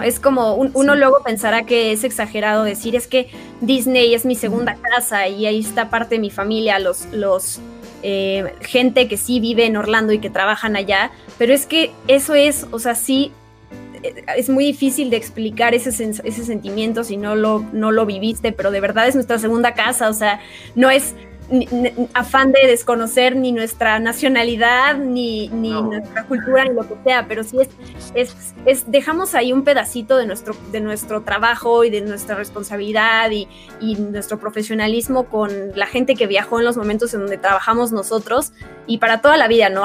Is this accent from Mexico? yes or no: yes; Mexico; accent: Mexican; yo terminé valorando mucho mi acento como mexicana hablando inglés